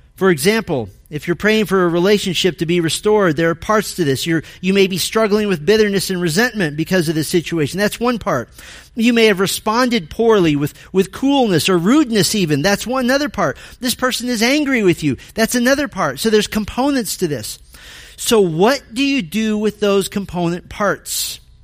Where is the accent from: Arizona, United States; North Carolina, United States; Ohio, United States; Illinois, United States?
Arizona, United States; moved away; I grew up in Arizona